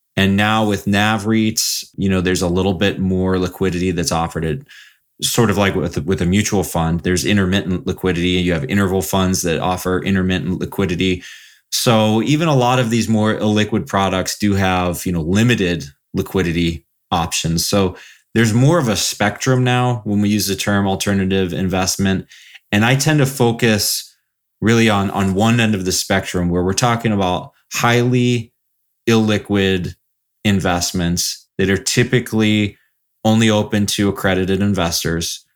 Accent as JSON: {"language": "English", "town": "Columbus", "region": "Ohio", "country": "United States", "tie": "born or raised there", "also_born_or_lived": "Florida / South Bend, Indiana / Houston / Chicago", "moved": "as an adult", "lives_now": "Southwest Michigan, United States", "said": "I basically grew up in Columbus, Ohio, um, for most of my life."}